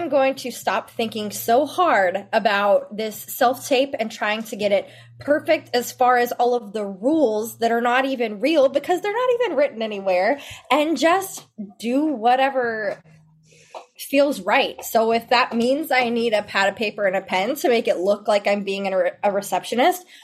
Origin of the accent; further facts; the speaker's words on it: Memphis, Tennessee, United States; moved away as an adult; now in Dallas-Fort Worth, United States; And I'm originally from Memphis, Tennessee, and I'm here in the Dallas-Fort Worth area now.